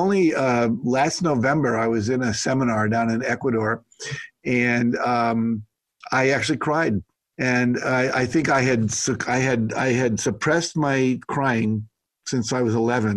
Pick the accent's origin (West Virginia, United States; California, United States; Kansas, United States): West Virginia, United States; I grew up in West Virginia primarily.